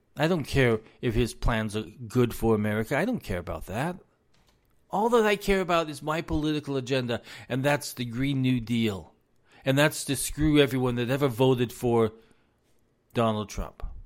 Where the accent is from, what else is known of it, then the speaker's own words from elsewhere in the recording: United States; I am an American citizen